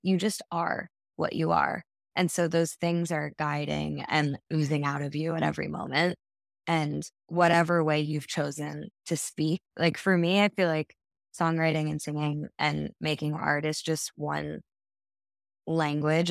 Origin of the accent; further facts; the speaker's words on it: New York City, New York, United States; also born or lived in Japan; I was raised in New York City